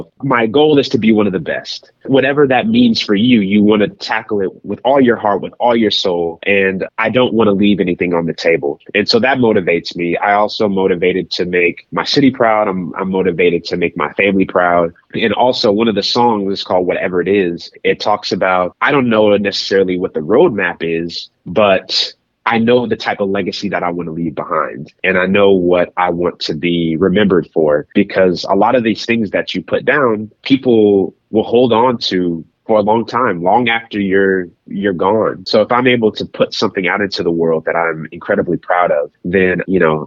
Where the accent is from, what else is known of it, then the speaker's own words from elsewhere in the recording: Kansas City, Missouri, United States; moved away; it explores the themes of my hometown roots. Kansas City is such a fiber of my being